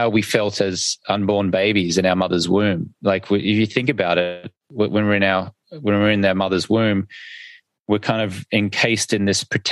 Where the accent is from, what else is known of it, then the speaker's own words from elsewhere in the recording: Australia; accent: Australian; my funny Australian accent in my language